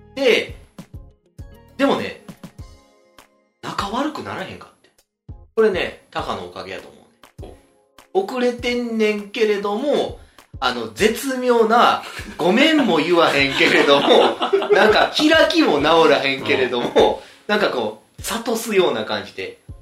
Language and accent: Japanese; Nara, Japan; 僕、奈良なんですよ